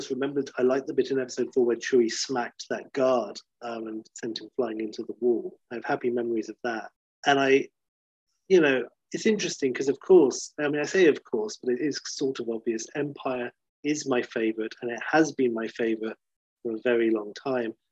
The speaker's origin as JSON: {"language": "English", "country": "South Africa", "tie": "born or raised there", "said": "I was born in 1980 in South Africa. So I grew up in a town that only had one cinema, didn't have a cinema, and only a drive"}